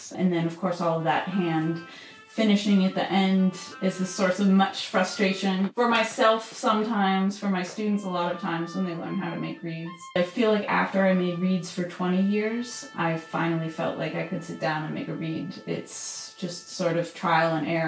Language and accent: English; Wooster, Ohio, United States; the middle school in my hometown of Worcester, Ohio